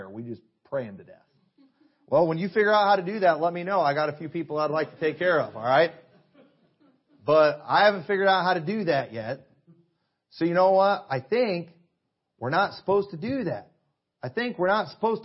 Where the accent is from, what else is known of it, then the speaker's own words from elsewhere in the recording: United States; I'm a Christian and I'm an American.